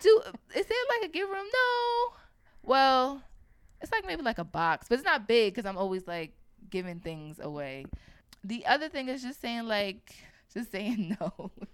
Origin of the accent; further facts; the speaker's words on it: New York, United States; I was born and raised in New York